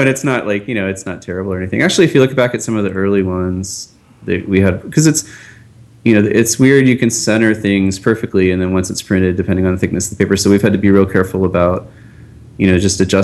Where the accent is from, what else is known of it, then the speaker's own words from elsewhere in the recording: Pittsburgh, Pennsylvania, United States; I'm from Pittsburgh, and I was, you know, a Pirates fan growing up